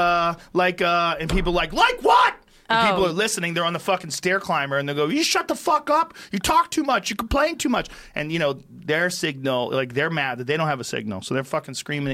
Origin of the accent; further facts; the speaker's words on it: New Jersey, United States; I was born in New Jersey.